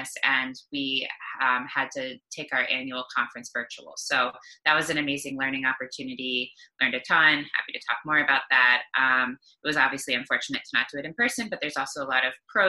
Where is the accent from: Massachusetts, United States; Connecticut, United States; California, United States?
Massachusetts, United States; Cape Cod; moved away as an adult; now in New York, United States; I'm originally from Cape Cod, Massachusetts, and I've been in New York for almost 13 years